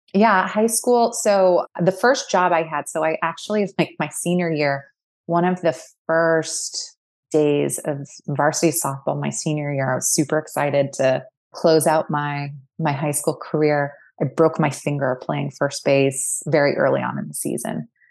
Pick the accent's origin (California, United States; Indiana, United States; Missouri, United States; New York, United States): California, United States; Fullerton; now in Brooklyn, United States; I grew up in a town called Fullerton, which is in northern Orange County, just south of L